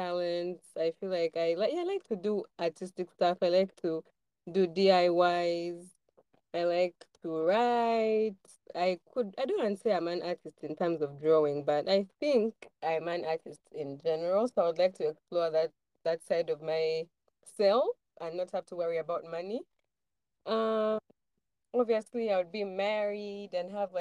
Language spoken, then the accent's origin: English; Kampala, Uganda; I was born in Kampala